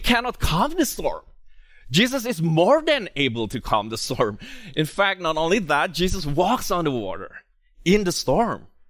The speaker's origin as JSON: {"language": "English", "country": "Indonesia", "moved": "yes", "said": "I come from Indonesia"}